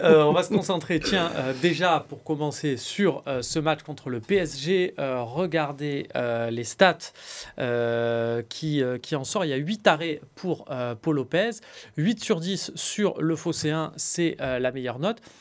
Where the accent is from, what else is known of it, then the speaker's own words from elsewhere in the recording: Marseille, Provence-Alpes-Côte d'Azur, France; en tant que Marseillais